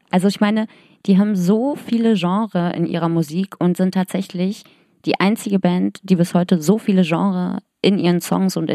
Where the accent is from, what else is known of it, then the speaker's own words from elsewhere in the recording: East Germany, Germany; Nein, ich bin ja auch aus dem Osten und du auch.